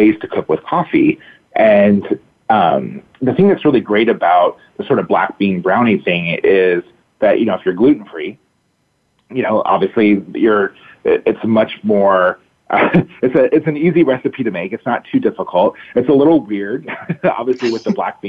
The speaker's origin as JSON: {"language": "English", "town": "Sacramento", "region": "California", "country": "United States", "tie": "born or raised there", "said": "I grew up here in Sacramento. And when I moved back home"}